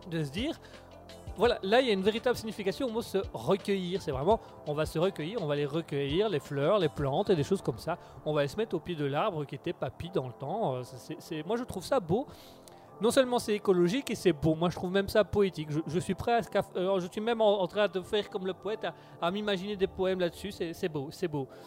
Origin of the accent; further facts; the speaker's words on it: Belgium; Nous sommes en Belgique, nous sommes belges, nous aimons l'humour